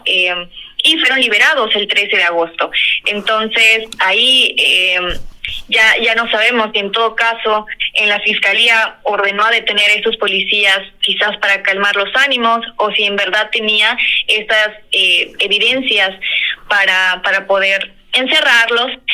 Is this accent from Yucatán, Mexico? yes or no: yes; Yucatán, Mexico; para nosotros como sociedad yucateca